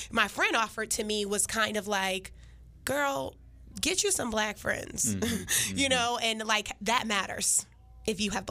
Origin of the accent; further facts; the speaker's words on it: Shaker Heights, Ohio, United States; In Shaker, it was a utopia